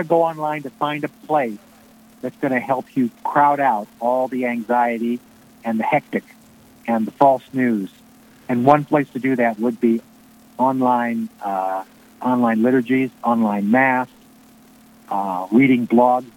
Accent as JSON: {"language": "English", "town": "Glen Ellyn", "region": "Illinois", "country": "United States", "tie": "born or raised there", "said": "my hometown, Glen Ellyn, Illinois"}